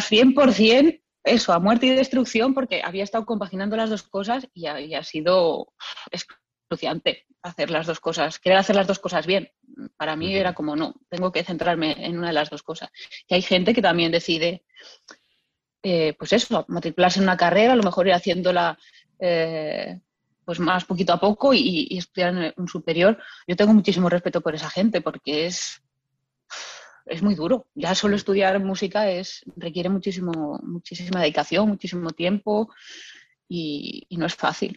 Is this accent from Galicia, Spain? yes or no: yes; Lugo, Galicia, Spain; yo soy de Lugo y, bueno, desde chiquitita en mi casa pues ha habido mucha música